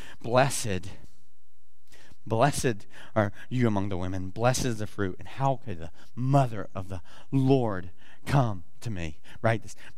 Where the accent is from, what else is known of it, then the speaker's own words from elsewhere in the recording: the South, United States; I almost said blessings, like I'm from the South, right?